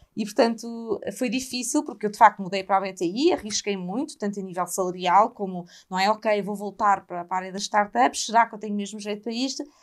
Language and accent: Portuguese; Portugal; pelo meu país